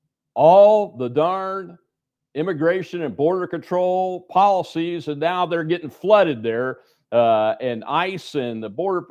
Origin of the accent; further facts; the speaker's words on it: Tennessee, United States; I'm originally from Tennessee, my family is